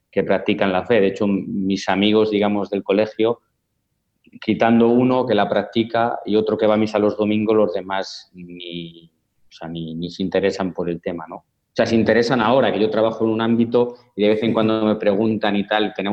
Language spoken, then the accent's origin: Spanish; Palencia, Castile and León, Spain; born there; nací en el 1992 en España, en una ciudad que se llama Palencia, con la P, no Valencia, eh, que es una ciudad al norte de España muy, muy pequeña, de 80.000 habitantes.